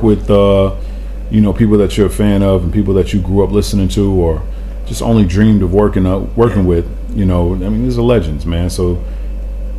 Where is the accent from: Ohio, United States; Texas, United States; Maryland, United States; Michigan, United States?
Michigan, United States; Grand Rapids; also born or lived in Detroit; I grew up in Grand Rapids